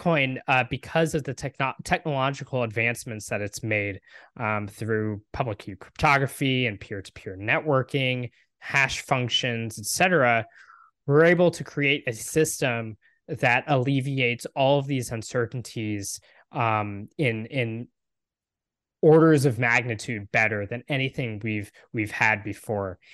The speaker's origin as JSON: {"language": "English", "region": "Texas", "country": "United States", "said": "I live in Texas, I'm from Texas, um, and my family has been here a long time"}